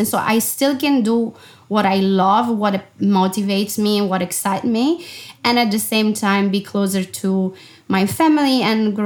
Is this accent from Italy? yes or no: yes; Italy; moved away as an adult; also born or lived in Milan, Italy / London, United Kingdom; I left home when I was 18 and I never went back. You know, the first travel, unquote, was actually to move from my hometown, which is a small city of 70,000 people